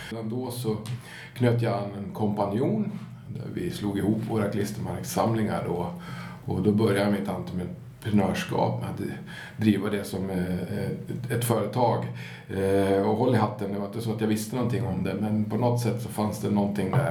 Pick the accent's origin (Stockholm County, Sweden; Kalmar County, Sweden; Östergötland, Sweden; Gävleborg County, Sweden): Gävleborg County, Sweden; Gävle; Jag är född i Gävle och, ja. och äkta Gävlebo.